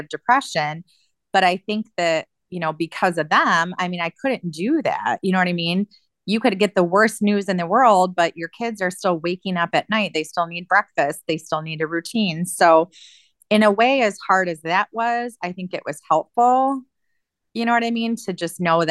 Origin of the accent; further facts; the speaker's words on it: Michigan, United States; also born or lived in Alaska; now in Ohio, United States; I grew up in Michigan, but now my family is all here. I chose Ohio to be closer to my sister